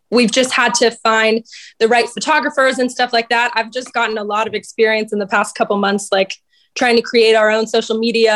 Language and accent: English; Oakland, Florida, United States; also born or lived in Virginia; I'm from Orlando. Well, just outside of Orlando. I'm from a little town called Oakland